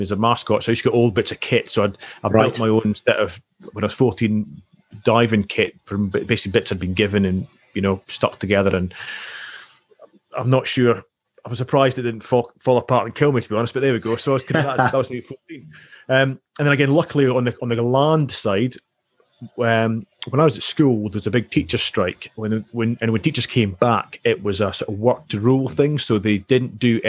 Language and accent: English; Highlands of Scotland, United Kingdom; I grew up in the Highlands of Scotland.